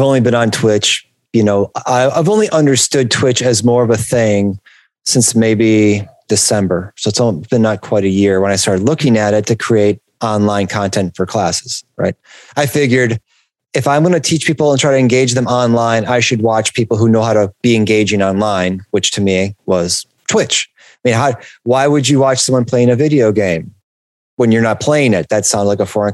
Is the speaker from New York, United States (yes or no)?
no; Detroit, Michigan, United States; moved away; I'm from Detroit originally